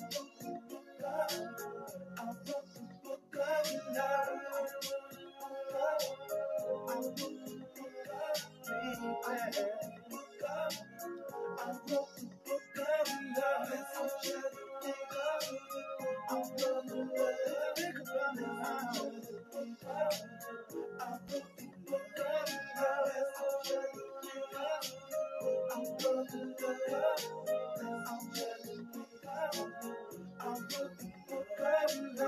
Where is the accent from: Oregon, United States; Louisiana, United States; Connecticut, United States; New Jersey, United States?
Louisiana, United States; New Orleans; now in Hattiesburg, United States; I'm from New Orleans